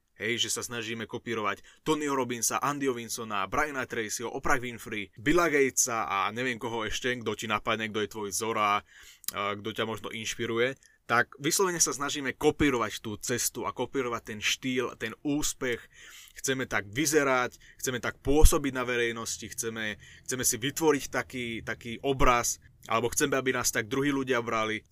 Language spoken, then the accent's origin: Slovak; Šaľa, Nitra Region, Slovakia; na základnej škole u nás v Šali